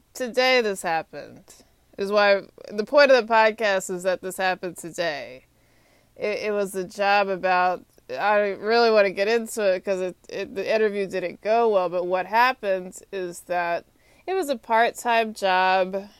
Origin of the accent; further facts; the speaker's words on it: Texas, United States; moved away as an adult; also born or lived in Atlanta, Georgia; now in Washington, D.C., United States; I'm from Texas